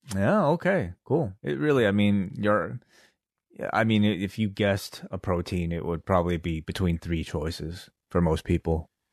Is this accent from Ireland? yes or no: no; Canada; we're from Canada